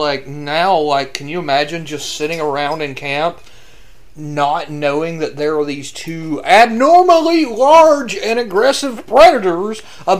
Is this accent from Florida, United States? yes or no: yes; Florida, United States; I'm your Florida man